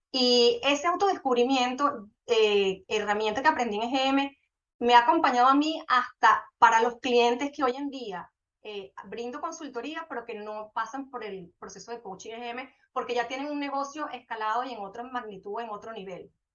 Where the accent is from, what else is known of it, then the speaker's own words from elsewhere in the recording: Venezuela; moved away as an adult; also born or lived in Colombia; now in Panama; yo vivía en Venezuela, soy venezolana